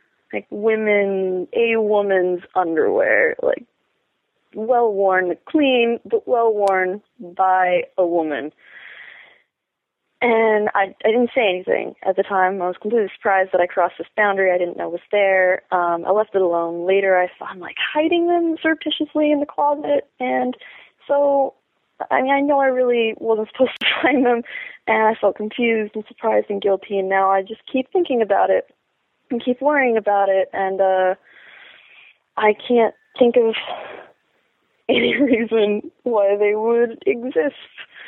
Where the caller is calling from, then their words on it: Portland, United States; Hi, Dan. I'm … from Portland.